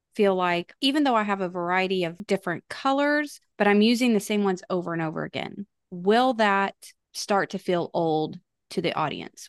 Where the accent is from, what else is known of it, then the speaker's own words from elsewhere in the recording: Texas, United States; I am from Texas, born and raised in Texas